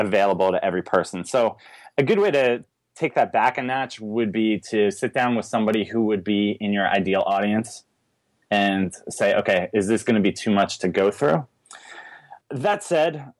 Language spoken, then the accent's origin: English; East Coast, United States; accent: strong A; also born or lived in Richmond, Virginia; now in Portland, United States; I'm from the East Coast originally, and I've never dropped the, like, the strong